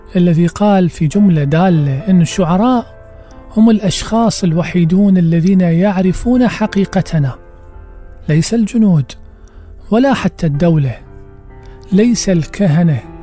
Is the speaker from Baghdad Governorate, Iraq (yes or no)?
yes; Baghdad, Baghdad Governorate, Iraq; عندنا في بغداد